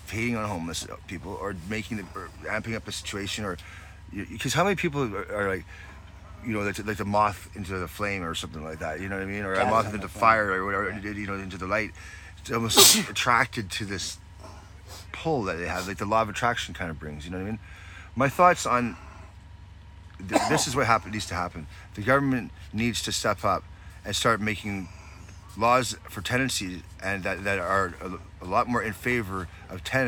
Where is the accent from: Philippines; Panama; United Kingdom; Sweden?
United Kingdom; Scotland; I'm Scottish